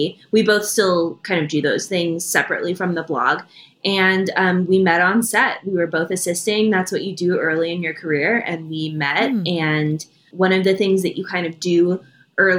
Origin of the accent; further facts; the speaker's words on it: Idaho, United States; now in Los Angeles, United States; I'm from Idaho, so it's very meat and potatoes